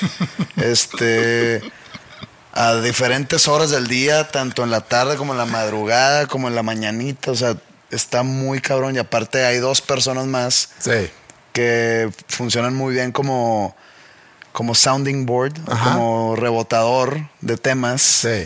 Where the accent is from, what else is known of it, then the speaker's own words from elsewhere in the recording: Mexico; moved away; siendo mexicano